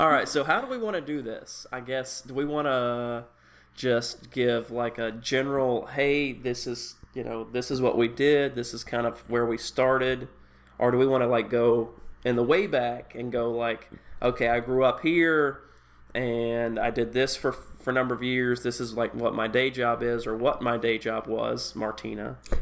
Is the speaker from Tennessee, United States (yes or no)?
yes; East Tennessee, United States; I grew up in East Tennessee where you still have people that grow tobacco